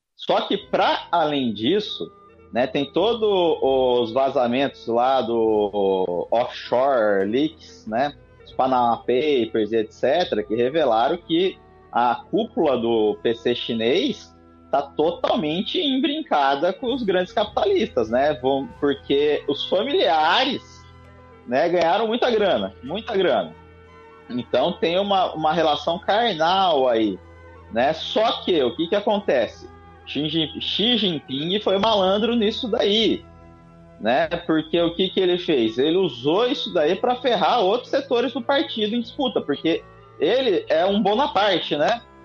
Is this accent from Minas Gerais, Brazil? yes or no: no; Rio de Janeiro, Brazil; morador do Rio de Janeiro